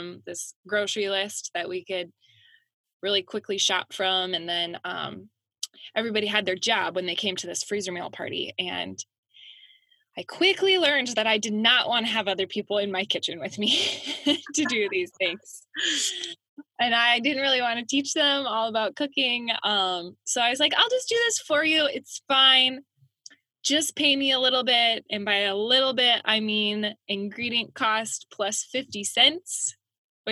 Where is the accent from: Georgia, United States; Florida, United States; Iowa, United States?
Iowa, United States; Fairbank; also born or lived in Des Moines, Iowa / Rochester, Minnesota; now in Center Point, United States; I grew up in Fairbank, Iowa